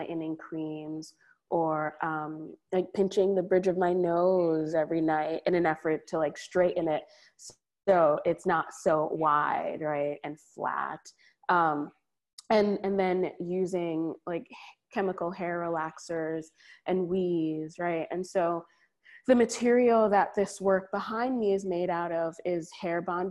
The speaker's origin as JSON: {"language": "English", "country": "Trinidad & Tobago", "moved": "yes", "lives_now": "New Haven, United States", "said": "I'm Caribbean from Trinidad."}